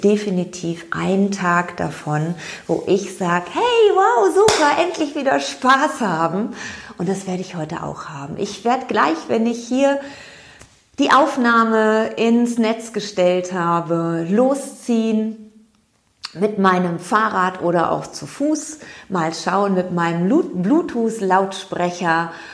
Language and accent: German; Cologne, North Rhine-Westphalia, Germany; Ich bin Kölnerin